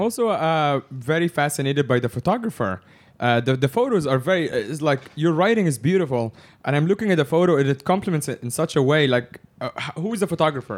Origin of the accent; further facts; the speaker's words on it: Egypt; I'm from Egypt